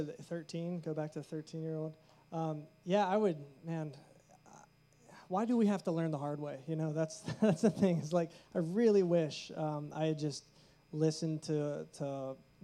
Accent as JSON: {"language": "English", "town": "Pittsburgh", "region": "Pennsylvania", "country": "United States", "said": "we're from Pittsburgh, so we're pretty local"}